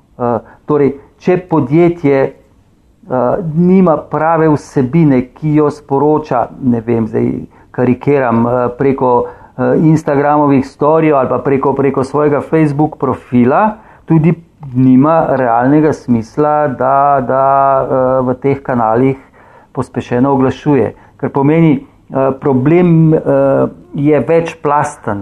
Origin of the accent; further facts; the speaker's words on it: Slovenia; smo Slovenci